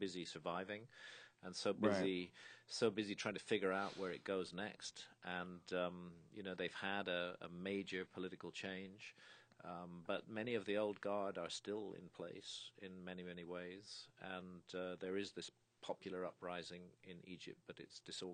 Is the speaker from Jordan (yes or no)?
no; United Kingdom; I'm British